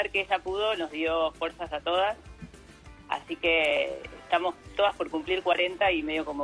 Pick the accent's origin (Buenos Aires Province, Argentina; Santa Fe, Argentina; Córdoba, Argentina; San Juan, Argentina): Buenos Aires Province, Argentina; Mar del Plata; now in Vermont, United States; otra en Mar del Plata, de donde somos todos